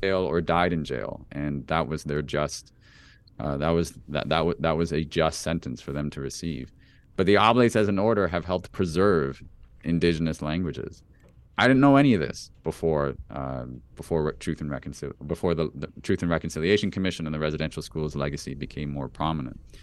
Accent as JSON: {"language": "English", "town": "Toronto", "region": "Ontario", "country": "Canada", "tie": "born or raised there", "also_born_or_lived": "United States", "said": "I grew up in Toronto"}